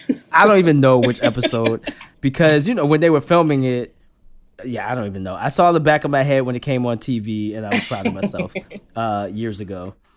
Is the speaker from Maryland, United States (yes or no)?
yes; Baltimore, Maryland, United States; moved away; I'm originally from Baltimore, Maryland